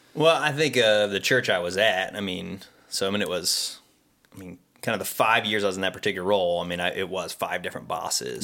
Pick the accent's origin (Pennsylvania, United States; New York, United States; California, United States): Pennsylvania, United States; Pittsburgh; now in Ohio, United States; originally from Pittsburgh